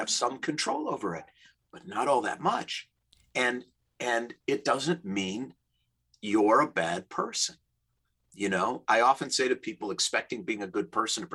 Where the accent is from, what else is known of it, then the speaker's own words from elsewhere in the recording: Minnesota, United States; now in Los Angeles, United States; I grew up in the Midwest in Minnesota, we call them dead end streets